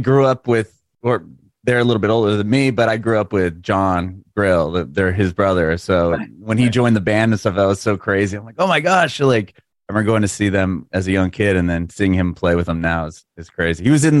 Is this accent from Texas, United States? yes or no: no; San Diego, California, United States; I'm from San Diego.